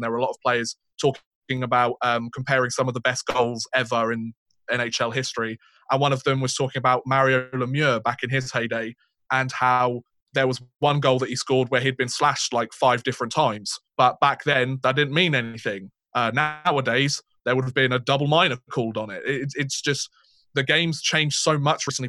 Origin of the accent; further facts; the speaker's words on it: United Kingdom; two British guys